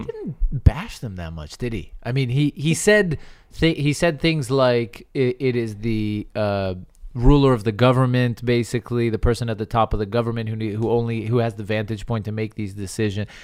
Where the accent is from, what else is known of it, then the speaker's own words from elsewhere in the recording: United States; I'm American, and so I, I have that in my blood